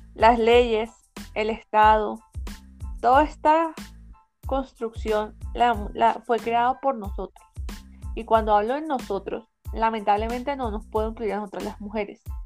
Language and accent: Spanish; Colombia; los colombianos, las ciudadanas, los ciudadanos votamos